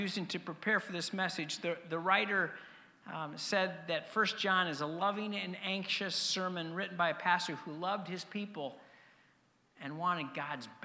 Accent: Denver, Colorado, United States; moved away; I grew up in Denver. Growing up in Denver meant that I became a Denver Bronco fan.

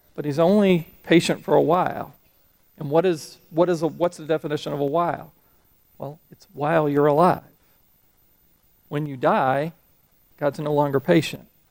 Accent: Florida, United States; moved away as an adult; also born or lived in Huntsville, Alabama; I grew up in Florida, and I'm used to Florida weather patterns

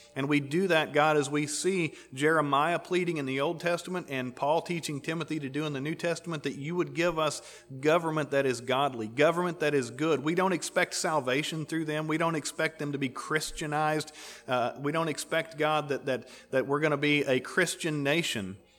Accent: United States; We're American

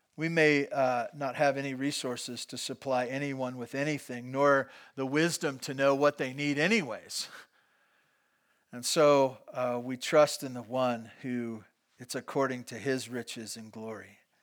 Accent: Santa Barbara, California, United States; also born or lived in Bakersfield; I grew up in Santa Barbara

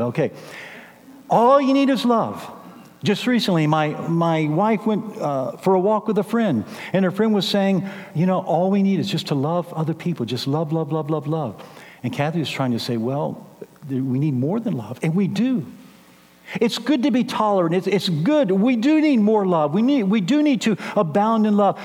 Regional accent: San Antonio, Texas, United States; moved away as an adult; also born or lived in Kansas City; now in San Antonio, United States; I was raised here in San Antonio

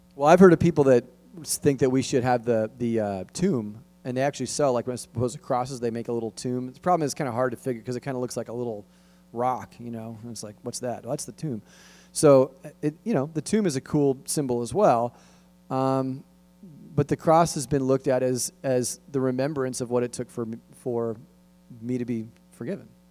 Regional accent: Los Angeles, California, United States; where I grew up in San Fernando Valley

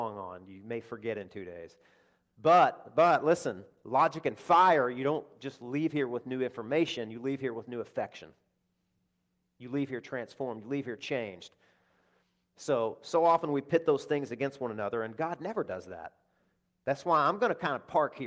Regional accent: Deep South, United States; I'm speaking for one that came from the deep South

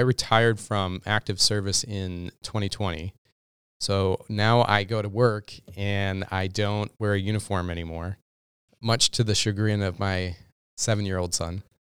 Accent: Minnesota, United States; also born or lived in Texas; being a Minnesotan

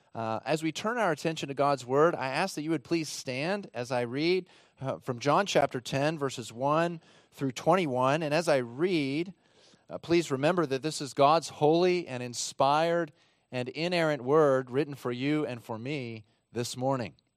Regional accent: Texas, United States; my home state of Texas

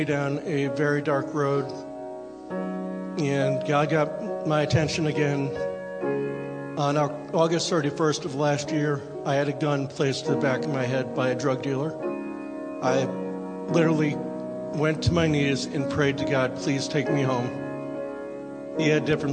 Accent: Vernon, Connecticut, United States; moved away; I grew up in Vernon, Connecticut, which is a small farm town about 15 miles from Hartford

